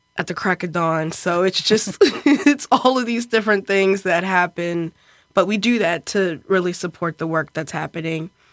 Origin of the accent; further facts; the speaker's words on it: Baltimore, Maryland, United States; moved away as an adult; also born or lived in York, Pennsylvania; now in Bethlehem, United States; I'm from Baltimore